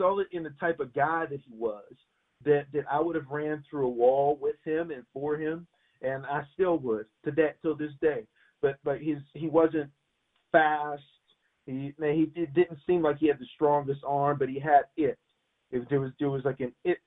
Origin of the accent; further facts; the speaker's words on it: McKeesport, Pennsylvania, United States; I grew up outside of Pittsburgh